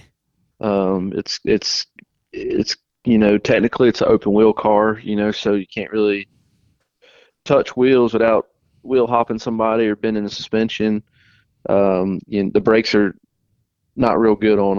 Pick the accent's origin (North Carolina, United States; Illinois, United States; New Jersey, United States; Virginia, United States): North Carolina, United States; Trinity; I'm originally from Trinity, North Carolina